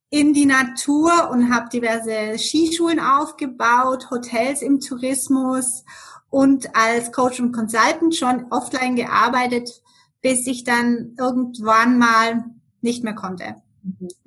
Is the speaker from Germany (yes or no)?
yes; Germany; moved away as an adult; now in Switzerland; Ich lebe in der schönen Schweiz seit 28 Jahren. Wie man das hören kann, bin ich in Deutschland aufgewachsen und ähm, bin als Skilehrerin damals hier in die Schweiz gekommen